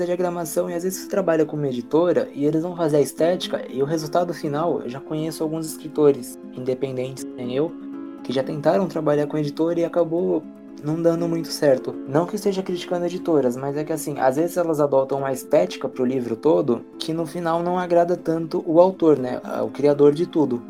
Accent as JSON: {"language": "Portuguese", "region": "São Paulo", "country": "Brazil", "said": "Eu sou paulistano"}